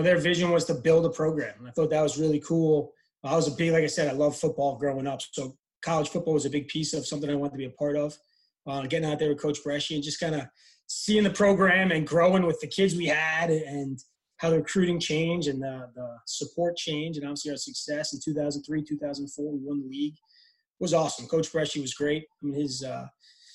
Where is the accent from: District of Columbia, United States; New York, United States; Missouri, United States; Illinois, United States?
New York, United States; Baldwin; growing up in Long Island